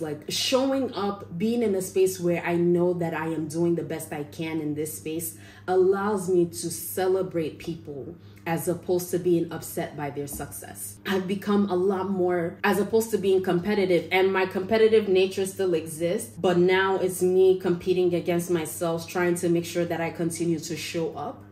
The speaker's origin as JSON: {"language": "English", "country": "Nigeria", "said": "I'm Nigerian"}